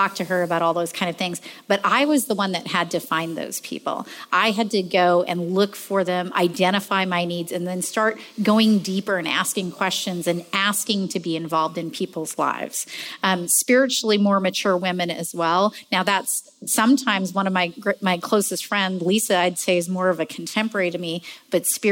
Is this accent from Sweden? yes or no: no; Canada; moved away as an adult; now in United States; as a woman who'd come to this country, I'm from Canada. I just immigrated here